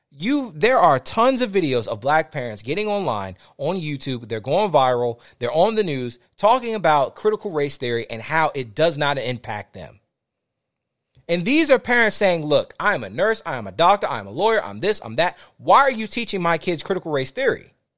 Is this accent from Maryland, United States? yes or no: yes; Fort Washington, Maryland, United States; I grew up in Fort Washington, Maryland, between D C and Fort Washington, Maryland